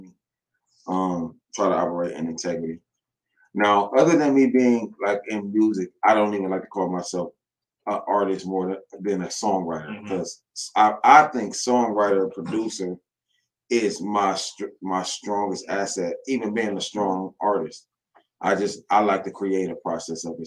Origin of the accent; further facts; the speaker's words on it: Toledo, Ohio, United States; I am from Toledo, Ohio